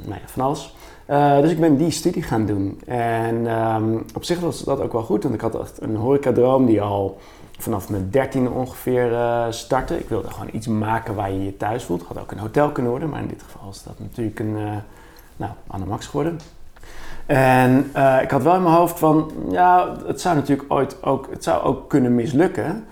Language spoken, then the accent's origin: Dutch; Bergen, North Holland, Netherlands; now in Utrecht, Netherlands; ik ben opgevoed in, opgegroeid in Bergen